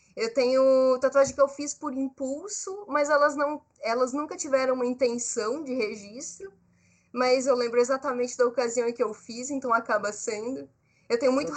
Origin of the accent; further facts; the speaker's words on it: Brazil; Eu sou brasileira, eu sou jovem, artista